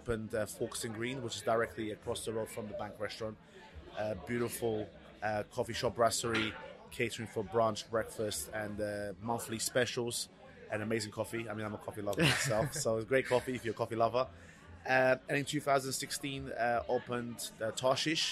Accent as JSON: {"language": "English", "region": "London", "country": "United Kingdom", "tie": "born or raised there", "also_born_or_lived": "Portugal / Reading, Berkshire", "said": "Lived in Portugal till the age of 9, and then came over to England in 1998. Residing in Reading, Berkshire, best part of 2 years, and then came to London, where I've been located now for the past 22 years."}